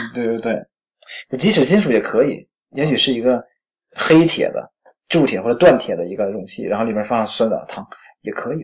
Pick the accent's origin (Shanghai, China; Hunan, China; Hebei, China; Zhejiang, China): Hebei, China; Tangshan; 我是北方长大的，北嗯。我们老家小时候啊， 我， 我们老家在那个唐山哈